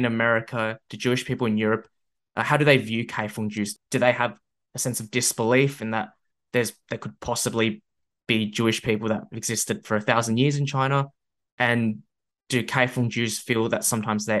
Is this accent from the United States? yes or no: no; Australia; being like a Chinese Australian. And often when I go overseas, for instance, when I tell people I'm Australian